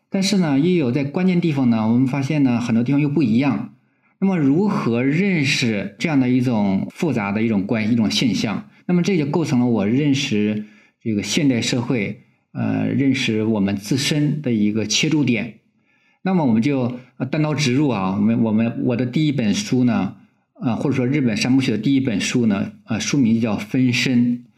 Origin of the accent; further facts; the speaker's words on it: China; 我们中国人